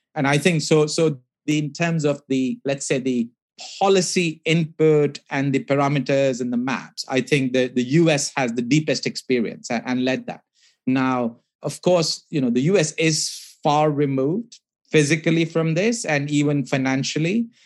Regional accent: India; I grew up in India

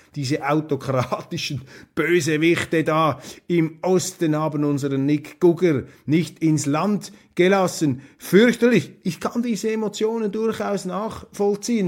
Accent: Switzerland; als Schweizer

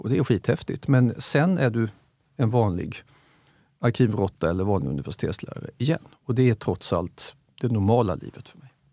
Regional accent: Staffanstorp, Skåne, Sweden; Jag växte upp i Staffanstorp. Klart jag håller på hembygden.

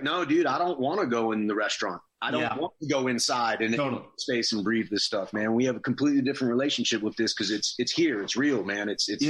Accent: New York, United States; I was born in New York, man. And like, this is my home

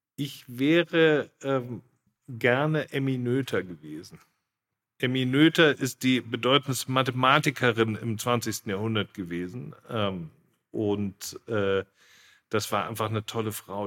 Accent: Munich, Bavaria, Germany; ich bin im Münchner Norden geboren mhm. und aufgewachsen

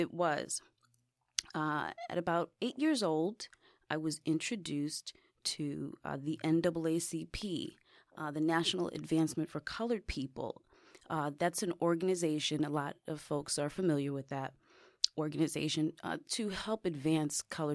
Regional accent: New York City, New York, United States; I grew up in the Bronx

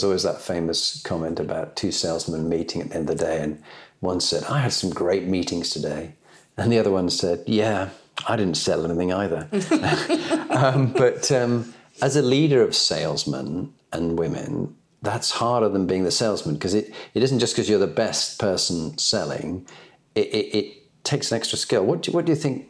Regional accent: Halifax, Yorkshire and the Humber, United Kingdom; I was born in Halifax

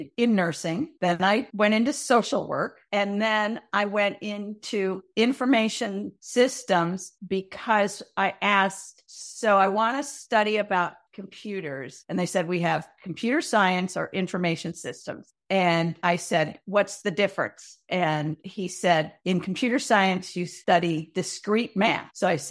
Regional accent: Minnesota, United States; In Minnesota.

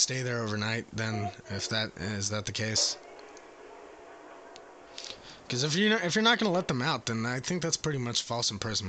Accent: England, United Kingdom; Yes. How could you tell? Could you tell by my accent?

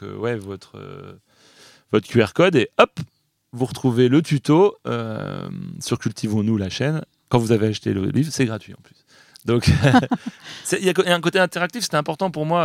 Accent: France; chez nous, en France

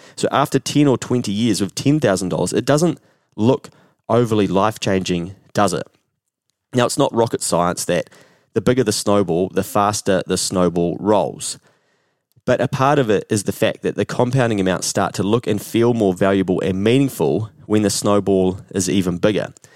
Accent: New Zealand

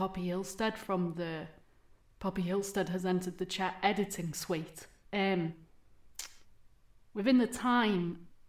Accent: East Midlands, United Kingdom

